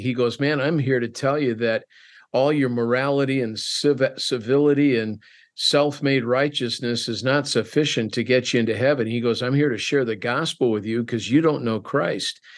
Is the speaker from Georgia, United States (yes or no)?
no; Wheaton, Illinois, United States; I grew up in Wheaton, Illinois